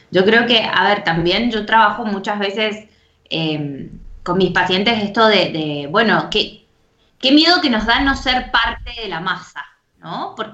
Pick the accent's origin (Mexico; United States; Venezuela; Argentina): Argentina; bueno, en Argentina estamos como, y me podrán entender también, digo, somos todas de Latinoamérica, pero digo, como lo vimos como en Argentina, estamos acostumbrados ¿no? a la crisis, a quejarnos del gobierno